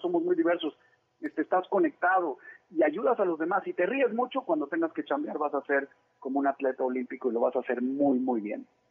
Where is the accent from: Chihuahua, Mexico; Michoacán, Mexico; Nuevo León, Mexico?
Nuevo León, Mexico; Monterrey; born or raised there; also born or lived in Mexico City